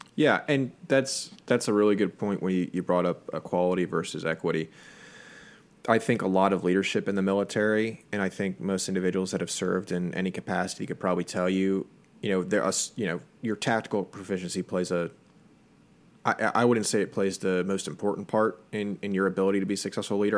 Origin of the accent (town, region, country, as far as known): United States